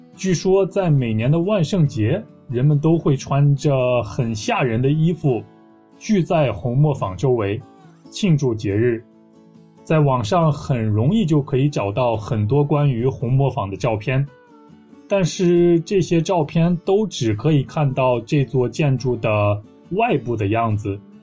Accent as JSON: {"language": "Chinese", "town": "Taiyuan", "region": "Shanxi", "country": "China", "tie": "born or raised there", "said": "我的家乡，山西省，太原市"}